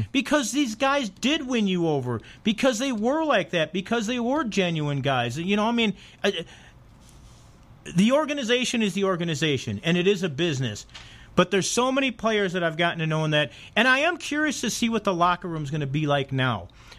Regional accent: Chicago, Illinois, United States; I'm a Blackhawk fan. I'm from Chicago.

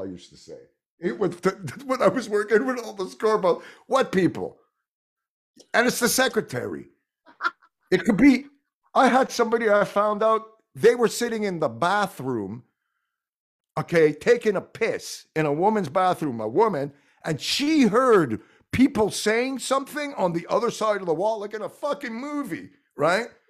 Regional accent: Montreal, Quebec, Canada; first language French; English is a second language; I'm from Montreal, so Quebec it's probably because my first language was French

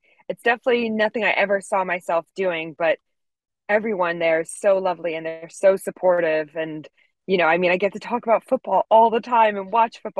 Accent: Connecticut, United States; moved away as an adult; now in United Kingdom; I grew up pretty much in Connecticut, which is a state just above New York, and horses have always been my life. Like, that is what I thought I would do forever. And then when I moved over to the UK to work with horses

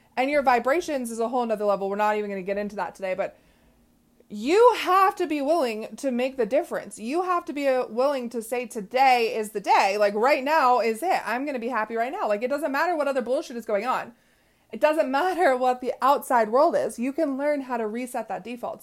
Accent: West Coast, United States; I am from the West Coast

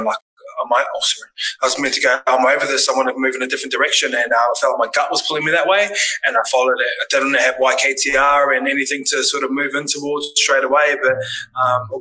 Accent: Tokoroa, Waikato, New Zealand; I grew up in Tokoroa

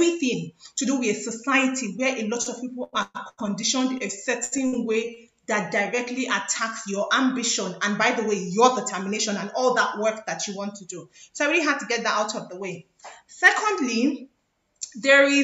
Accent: Nigeria; by virtue of being Nigerians

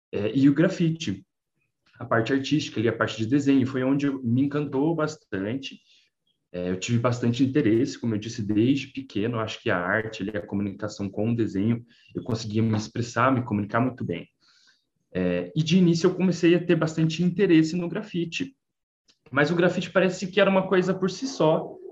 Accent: Rio de Janeiro, Brazil; Eu sou da periferia do Rio, então é, também tive dificuldade essa questão de sofrer preconceito, né, por eu ser por ser mudinho, por ser mudinho carioca ali da Vila do Rio.

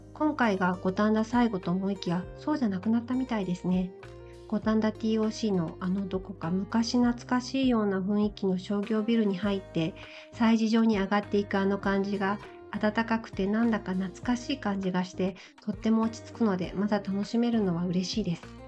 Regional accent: Nagoya, Aichi, Japan; それに私、名古屋生まれでして

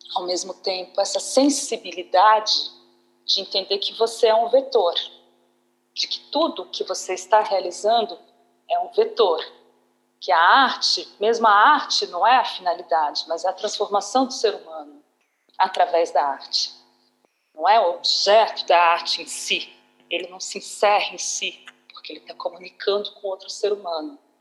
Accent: Uberlândia, Minas Gerais, Brazil; moved away as an adult; also born or lived in Campinas; Eu passei boa parte da minha vida, né, da, da, da minha juventude, da minha infância, da minha juventude no Uberlândia, em 94, eu saí de Uberlândia para fazer a, a, a, Faculdade de Artes Cênicas na Unicamp

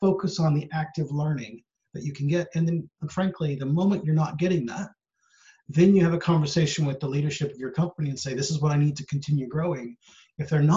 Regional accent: United States; moved away as an adult; also born or lived in San Francisco Bay Area / Sri Lanka; I have come from the States. I'm originally American.

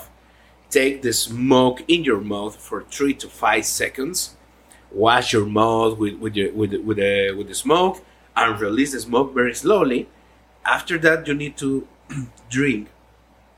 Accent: Jalisco, Mexico; first language Spanish; English is a second language; I'm from Jalisco, the land of tequila and mariachi.

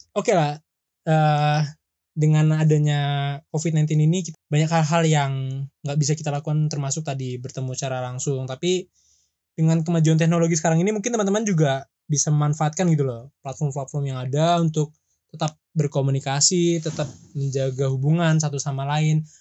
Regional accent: Jakarta, Indonesia; moved away; sal gue dari Jakarta

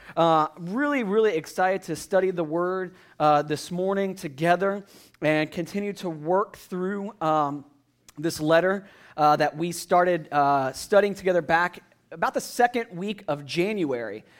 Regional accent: United States; being an American

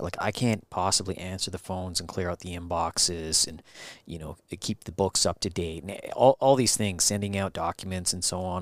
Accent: White Rock, British Columbia, Canada; I was born in White Rock

